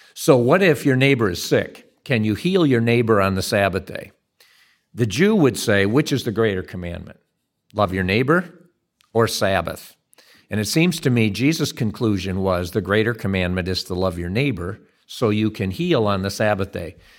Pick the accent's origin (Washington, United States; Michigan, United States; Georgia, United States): Michigan, United States; Dutton; where I grew up over in Dutton, Michigan, and see what's left of the family farm there